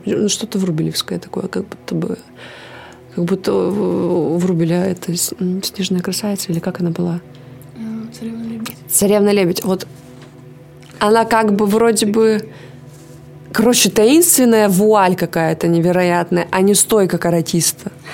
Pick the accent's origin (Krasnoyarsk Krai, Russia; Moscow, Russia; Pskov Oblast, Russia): Krasnoyarsk Krai, Russia; Kansk; я же родилась в Канске